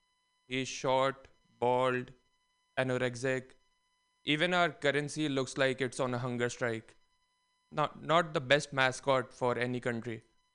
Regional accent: India; But it's tough being unique as an Indian. There's like a billion of us.

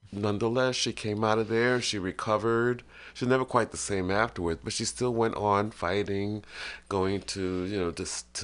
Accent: New York City, New York, United States; I grew up in Brooklyn, late 50s, 60s

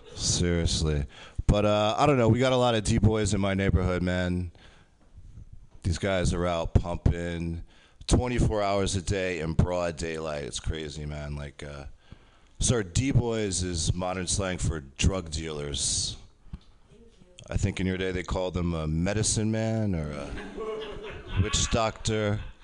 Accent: Poughkeepsie, New York, United States; also born or lived in Japan; I grew up in Poughkeepsie, you know, Poughkeepsie area?

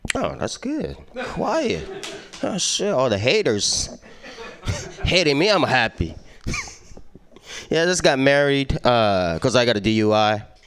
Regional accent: Japan; English is a second language; moved away; I was born and raised in Japan, so I mean, you hear my accent

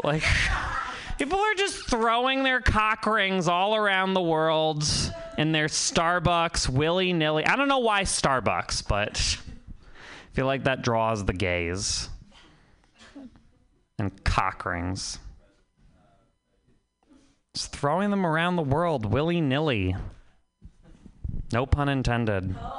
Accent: Vermont, United States; I've never seen one of those in real life before because I'm from Vermont.

